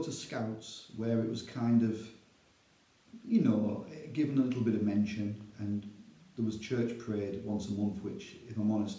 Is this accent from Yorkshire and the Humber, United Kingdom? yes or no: no; Darlington, North East England, United Kingdom; as Paul correctly said, born and bred in Darlington. Been a Christian almost 23 years.